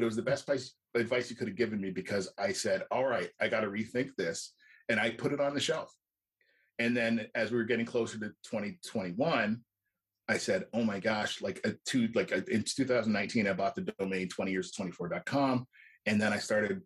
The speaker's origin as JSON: {"language": "English", "country": "Canada", "said": "I'm Canadian"}